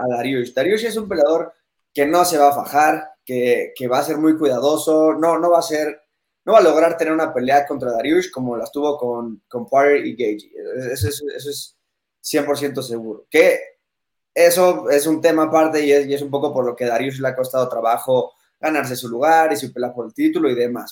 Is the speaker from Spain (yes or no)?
no; Mexico; yo siendo aquí mexicano